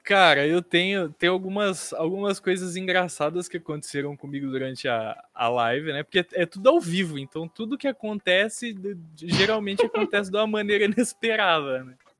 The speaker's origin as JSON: {"language": "Portuguese", "town": "Barra Bonita", "region": "São Paulo", "country": "Brazil", "said": "eu sou do interior de, de, de São Paulo, aqui em Barra Bonita"}